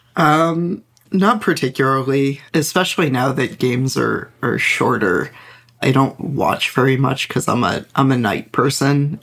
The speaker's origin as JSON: {"language": "English", "region": "New York suburbs", "country": "United States", "tie": "born or raised there", "said": "I grew up in the New York suburbs in, you know, the late nineties"}